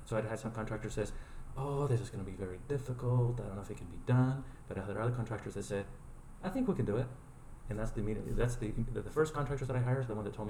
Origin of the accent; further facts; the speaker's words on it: Chile; English is a second language; now in United States; I'm from Chile